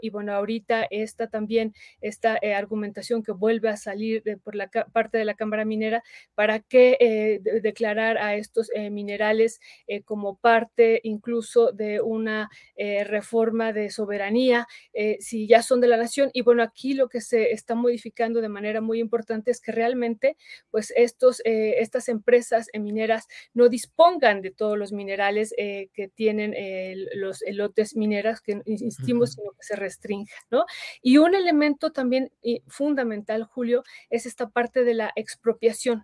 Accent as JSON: {"language": "Spanish", "country": "Mexico", "said": "nosotros votamos también como mexicanos"}